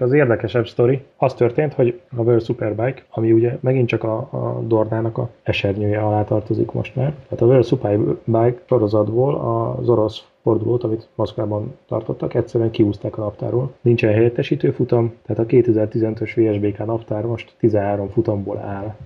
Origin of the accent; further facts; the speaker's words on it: Hungary; mi kicsit olyanok vagyunk, hogy nekünk semmi nem tetszik, mert magyarok vagyunk